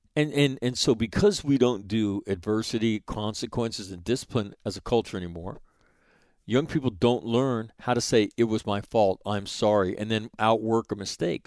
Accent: Sacramento, California, United States; forty-three fifty-one Stonehenge Way is where I grew up in Sacramento, California

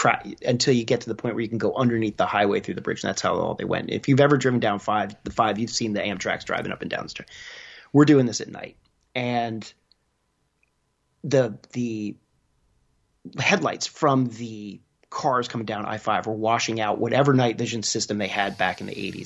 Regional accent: New Jersey, United States; moved away; also born or lived in South Carolina; So I was born and raised in New Jersey, but I like to say that I split my time between New Jersey and South Carolina, so I really don't have a home in either state.

